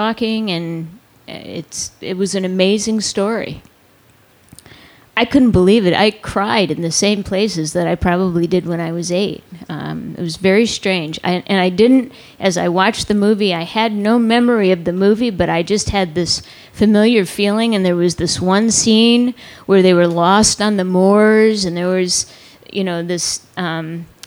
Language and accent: English; Connecticut, United States; Growing up in Connecticut